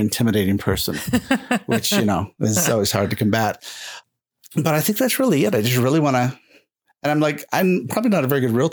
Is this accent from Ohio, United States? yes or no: no; Utah, United States; moved away as an adult; also born or lived in California / Austin, Texas; We're really from Utah